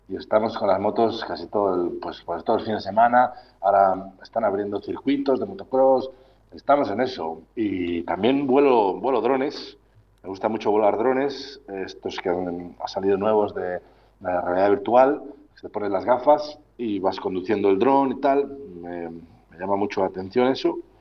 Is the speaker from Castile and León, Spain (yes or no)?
yes; Laguna de Duero, Castile and León, Spain; moved away as an adult; now in Cambodia; Laguna de, Duero, mi tierra, mi pueblo